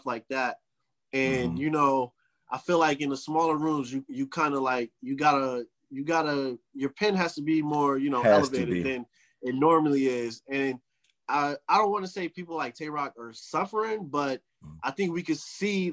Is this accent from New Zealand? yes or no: no; New Jersey, United States; I'm from Jersey